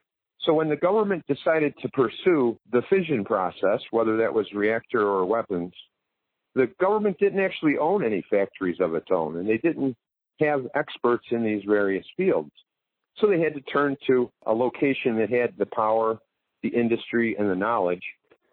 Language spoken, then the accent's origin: English; Niagara Falls, New York, United States; it became very difficult to continue to invite people into my hometown.